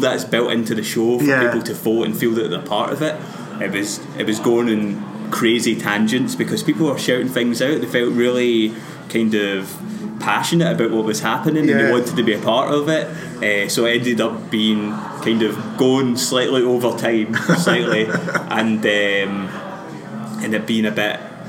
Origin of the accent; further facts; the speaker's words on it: Glasgow, Scotland, United Kingdom; I come from a kind of, like, classic Glasgow Catholic, you know, family, where it was like you kind of grew up in this kind of weird limbo where it was like, yeah, I'm Scottish because I'm born here